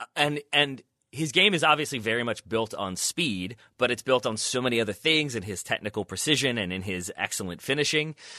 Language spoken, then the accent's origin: English; United States; me as an American